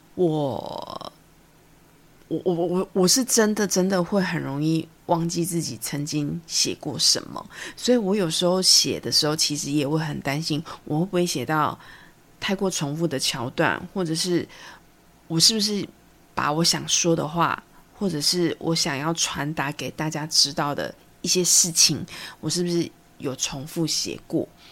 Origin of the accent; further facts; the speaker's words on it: Taiwan; accent: Taiwanese Mandarin; 我真的是台湾国语很严重